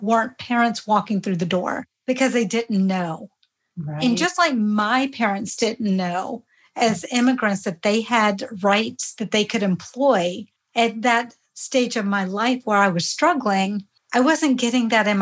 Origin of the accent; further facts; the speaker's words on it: rural Georgia, United States; first language Hindi; English is a second language; I grew up in rural Georgia in the 70s.